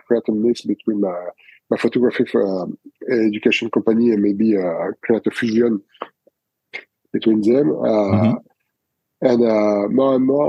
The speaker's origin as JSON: {"language": "English", "country": "France", "accent": "French", "second_language": "English", "said": "my French accent"}